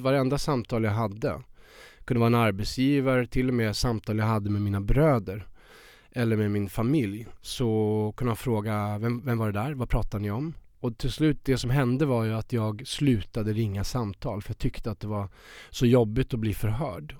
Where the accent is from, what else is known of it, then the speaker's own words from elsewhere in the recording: Värmland, Sweden; moved away as an adult; now in Stockholm, Sweden; så kommer jag från Värmland. Jag var 19 år